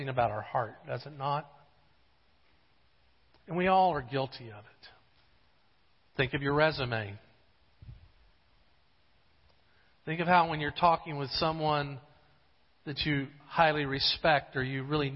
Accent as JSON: {"language": "English", "town": "Jacksonville", "region": "Florida", "country": "United States", "also_born_or_lived": "Gainesville, Florida", "said": "I had moved from Jacksonville to Gainesville"}